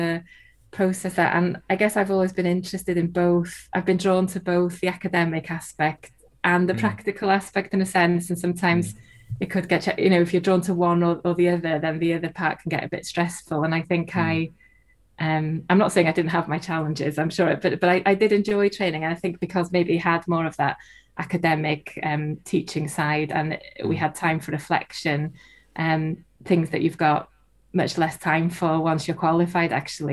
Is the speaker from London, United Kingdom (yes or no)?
no; North Wales, United Kingdom; first language Welsh; English is a second language; I'm from North Wales, and my first language is Welsh.